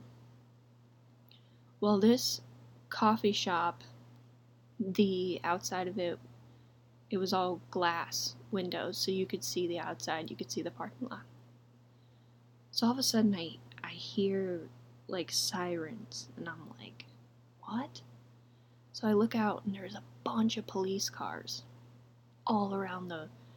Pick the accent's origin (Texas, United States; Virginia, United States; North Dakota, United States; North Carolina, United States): Texas, United States; We had just moved to Texas, and I was in fifth grade